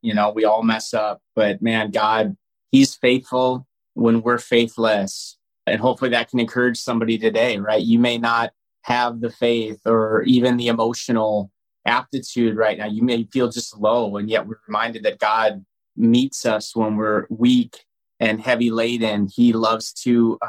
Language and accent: English; North Dakota, United States; now in Minnesota, United States; I'm from North Dakota originally